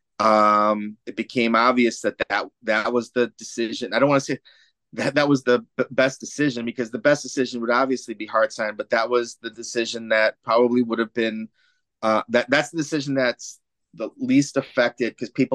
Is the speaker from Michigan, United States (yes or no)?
yes; Michigan, United States; moved away; born and raised in Michigan